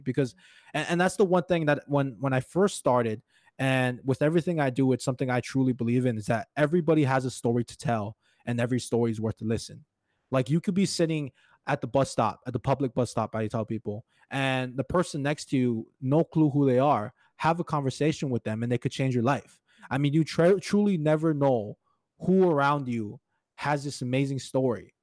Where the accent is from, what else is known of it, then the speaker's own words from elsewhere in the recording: Hawaii, United States; moved away as an adult; now in Crookston, United States; I'm actually originally from Hawaii, and now I live in Crookston, Minnesota, about six years now.